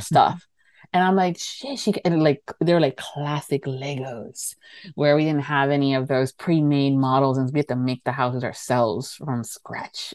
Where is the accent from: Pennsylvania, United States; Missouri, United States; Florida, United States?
Florida, United States; Miami; I'm from Miami. And I'm from Florida